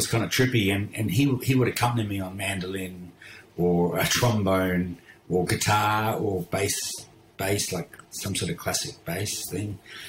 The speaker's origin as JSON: {"language": "English", "town": "Perth", "region": "Western Australia", "country": "Australia", "tie": "born there", "said": "I was born in Perth, yes."}